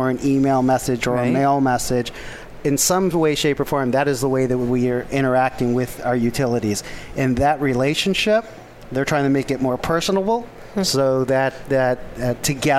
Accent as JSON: {"language": "English", "town": "Chicago", "region": "Illinois", "country": "United States", "said": "Well, I came from Chicago, so not that far of a flight."}